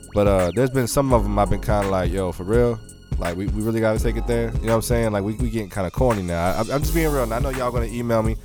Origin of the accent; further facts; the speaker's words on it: San Diego, California, United States; I'm from San Diego